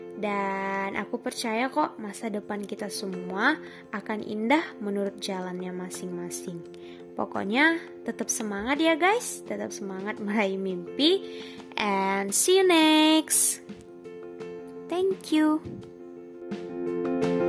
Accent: Pekanbaru, Riau, Indonesia; moved away as an adult; now in Lampung, Indonesia; asal aku dari Pekanbaru, Riau. Jadi ceritanya aku merantau nih guys di Lampung.

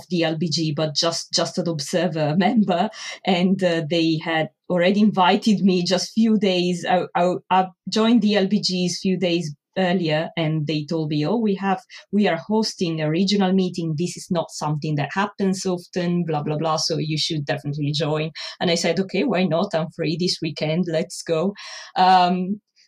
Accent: Italy; moved away as an adult; also born or lived in Milan, Italy / France; now in London, United Kingdom; I am originally from Italy.

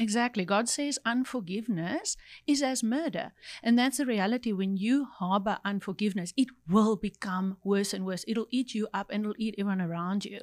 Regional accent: Cape Town, Western Cape, South Africa; I grew up in Cape Town

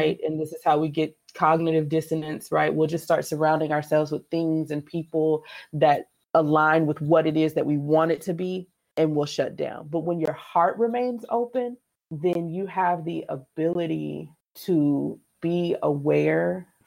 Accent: San Diego, California, United States; I grew up in California. I grew up in San Diego

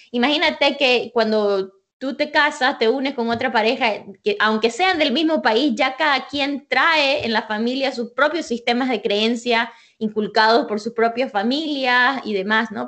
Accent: Santa Cruz de la Sierra, Santa Cruz, Bolivia; moved away as an adult; now in United States; yo soy de Bolivia, de Santa Cruz, Bolivia

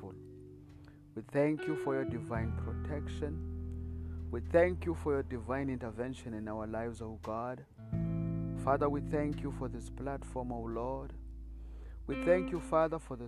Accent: South Africa; I'm from South Africa

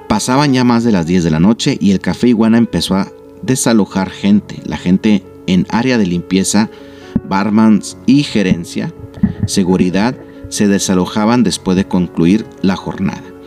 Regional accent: Nuevo León, Mexico; los que somos aquí de, de Nuevo León

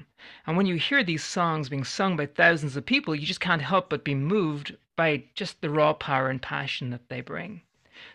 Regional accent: Ireland; moved away; I grew up in Ireland

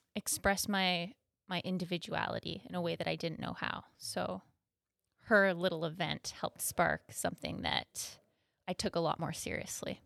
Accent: Thunder Bay, Ontario, Canada; I am from Thunder Bay, born and raised

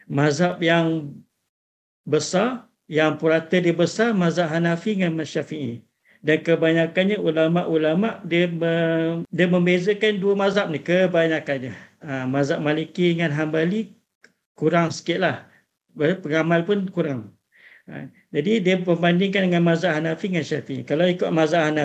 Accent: Malaysia; Kira, kalau kita sebagai orang Malaysia ni kebanyakannya memang syafi'i lah.

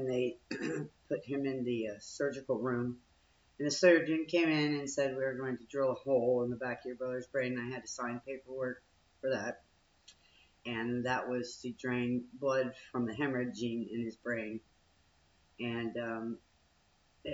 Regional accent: Richardson, Texas, United States; moved away; my hometown, Richardson

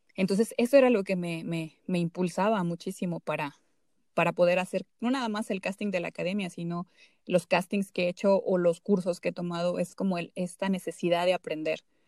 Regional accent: Zacatecas, Mexico; hubo un, beneficio que se dio a artistas zacatecanos. Eh, bueno, se abrió una convocatoria y afortunadamente otro chico de, de mi pueblo y yo fuimos beneficiados

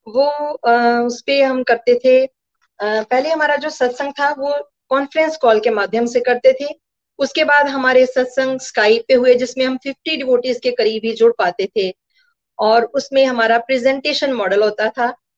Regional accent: Gurdaspur, Punjab, India; now in Pathankot, India; मेरा जन्म गुरदासपुर में हुआ

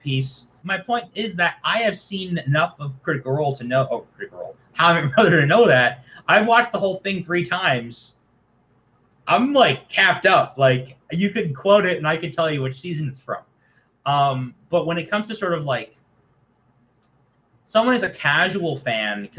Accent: Toronto, Ontario, Canada; I'm a dude from Toronto in my 20s

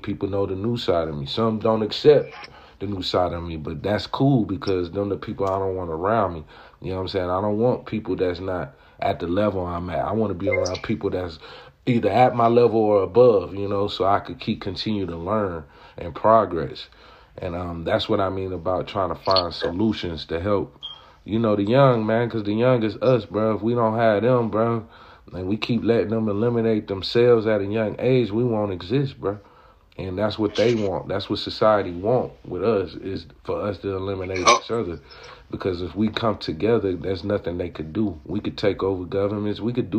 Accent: California, United States; like, the L.A. riots, like, growing up in Cali is a monster, you know, hopping off the porch like, shit, you going to kindergarten.

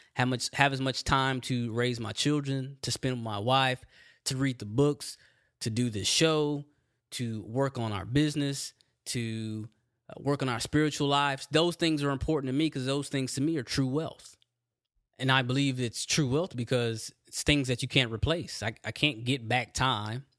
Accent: Texas, United States; I'm from Texas

